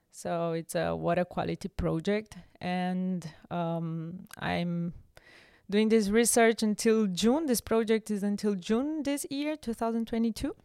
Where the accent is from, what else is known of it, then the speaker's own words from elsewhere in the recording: Brazil; moved away as an adult; also born or lived in Rio de Janeiro (state), Brazil (university); now in Germany; I grew up in Brazil, and I don't know one word in Italian